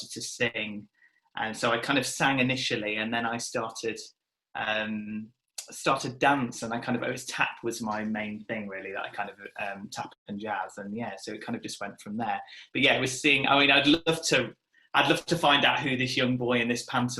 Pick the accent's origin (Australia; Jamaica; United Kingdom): United Kingdom; Nottingham, East Midlands; I'm from Nottingham originally